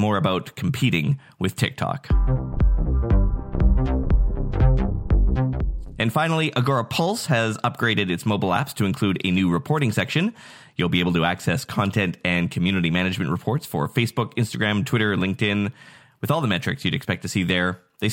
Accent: Nanaimo, British Columbia, Canada; from my hometown of Nanaimo, Canada

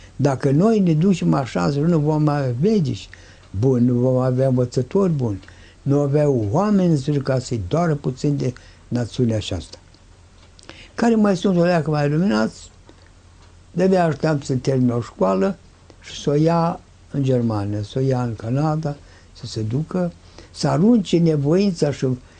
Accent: Romania

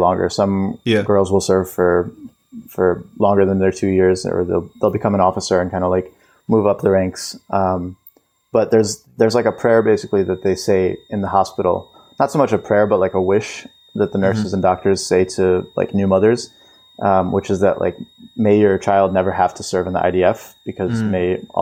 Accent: Buffalo Grove, Illinois, United States; also born or lived in Israel / London / California; I grew up most of my life in Chicago

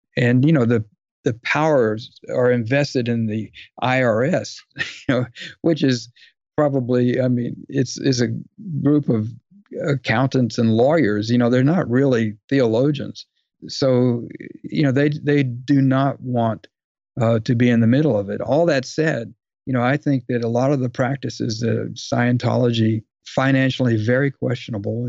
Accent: Dallas, Texas, United States; I grew up in Dallas

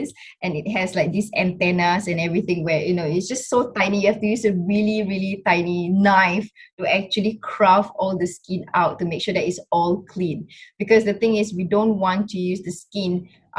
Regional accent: Singapore; I was born and brought up in Singapore

